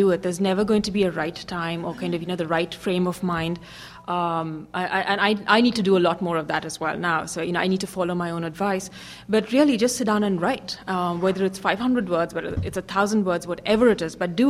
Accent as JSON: {"language": "English", "country": "India", "tie": "born or raised there", "also_born_or_lived": "Hong Kong / New York", "moved": "as an adult", "said": "I grew up in India. I worked in Hong Kong for a bit and then, you know, came to the U.S. for business school, lived and worked in New York"}